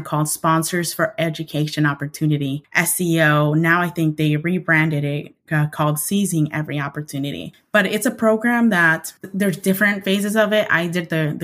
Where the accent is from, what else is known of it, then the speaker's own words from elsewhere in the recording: Idaho, United States; moved away as an adult; also born or lived in New York City; I, as well as my siblings, are born and raised in Idaho.